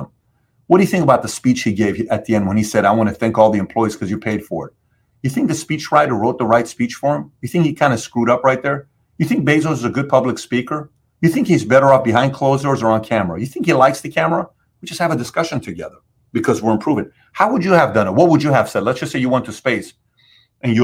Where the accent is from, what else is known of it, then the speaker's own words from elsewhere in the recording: Iran; also born or lived in California / Dallas; now in South Florida, United States; I came from Iran